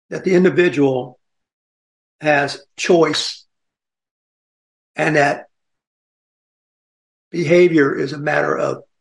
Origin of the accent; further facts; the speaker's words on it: South Carolina, United States; I was born in South Carolina.